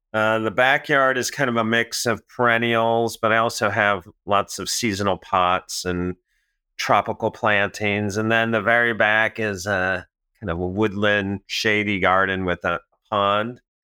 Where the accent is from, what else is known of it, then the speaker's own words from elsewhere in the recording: Manhattan, Illinois, United States; moved away; I'm from Manhattan